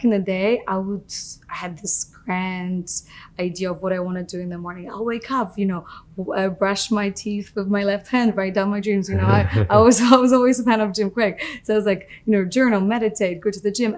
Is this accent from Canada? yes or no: no; Poland; moved away; I grew up in Poland.